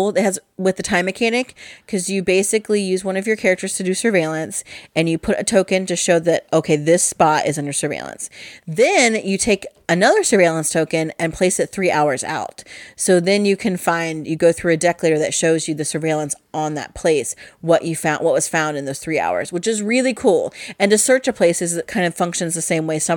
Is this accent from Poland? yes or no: no; England, United Kingdom; the printing press is very important to me as an English person and a lover of the written word.